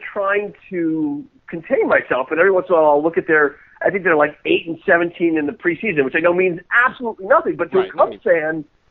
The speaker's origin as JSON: {"language": "English", "town": "Chicago", "region": "Illinois", "country": "United States", "said": "I'm from Chicago. It is my favorite place in the whole world, or one of my favorite places in the whole world, forgiving the weather."}